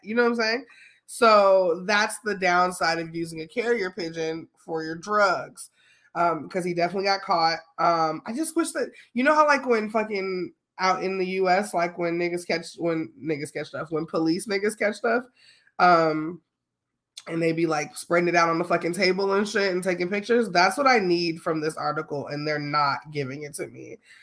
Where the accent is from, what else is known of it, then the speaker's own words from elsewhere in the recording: Chicago, Illinois, United States; I'm from Chicago